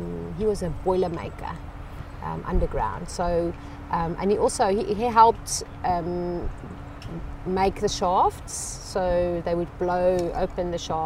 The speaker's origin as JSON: {"language": "English", "town": "Klerksdorp", "region": "North West", "country": "South Africa", "tie": "born or raised there", "moved": "yes", "lives_now": "Charlotte, United States", "said": "I was born in Klerksdorp in South Africa"}